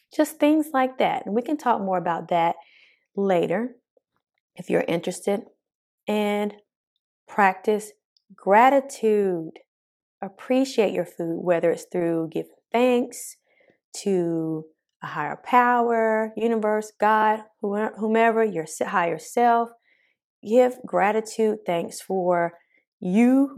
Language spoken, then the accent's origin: English; the South, United States; accent: country; Born and raised in the South